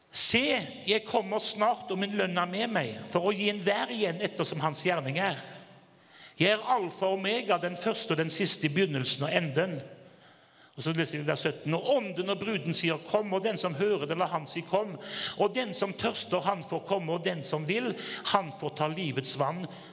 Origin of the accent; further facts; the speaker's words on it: Haugesund, Rogaland, Norway; jeg kommer fra Haugesund